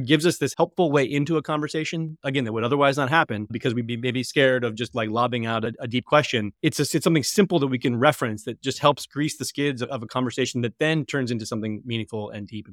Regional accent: Colorado, United States; I'm from Colorado, the Denver Broncos are the foundation of my relationship with my father and my brothers.

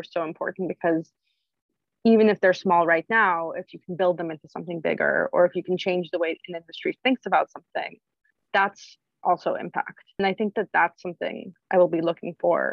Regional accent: New York, United States; also born or lived in Bay Area; I grew up in New York. I missed it. And I moved back.

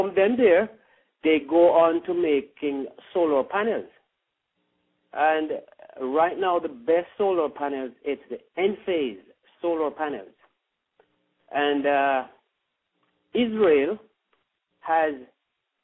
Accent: Ocho Rios, Saint Ann, Jamaica; now in United States; I was born in St. Anne, Ocherius, Jamaica.

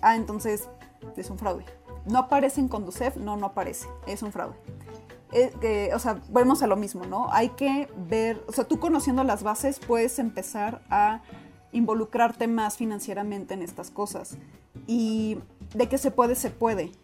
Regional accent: Mexico; por qué nací en México

